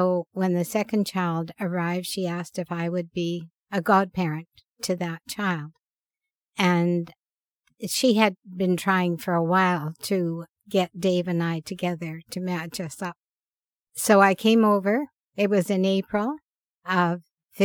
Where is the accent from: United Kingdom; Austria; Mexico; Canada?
Canada; Rossland, British Columbia; also born or lived in Vancouver; now in Pender Island, Canada; I was born in Rosslyn, B.C.